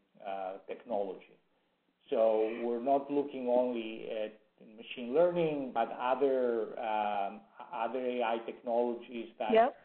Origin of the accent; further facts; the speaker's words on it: Greece; moved away as an adult; now in Silicon Valley, United States; Originally from Greece, came to the U.S. about 40 years ago to go to school, and ended up staying.